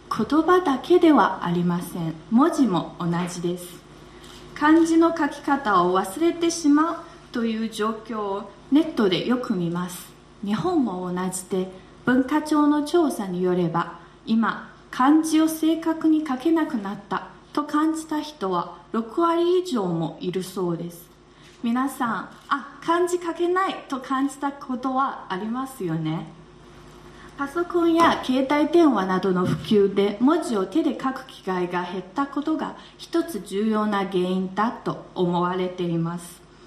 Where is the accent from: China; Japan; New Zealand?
China; Wuhan, Hubei; Japanese is a second language; moved away as an adult; now in Beijing, China; 私のふるさと武漢の方言はスピードも速く